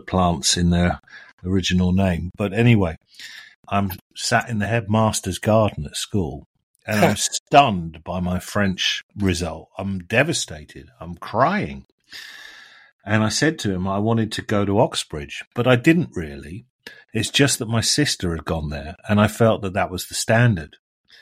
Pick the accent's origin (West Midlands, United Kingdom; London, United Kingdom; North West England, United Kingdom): London, United Kingdom; Chessington; I grew up in Chessington, home of the zoo, the World of Adventures